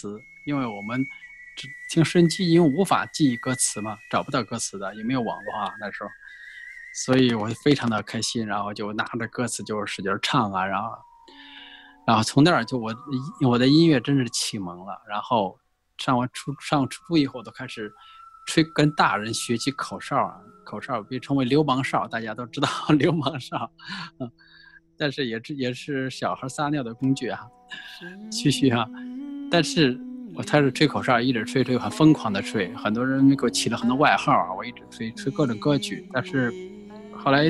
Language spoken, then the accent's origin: Chinese; Guizhou, China; born there; 贵州啊，它又有龙吟的感觉，那个那个感觉啊，也可能啊是神秘的声音啊，所以所以我是出生在那个地方，然后从小我是。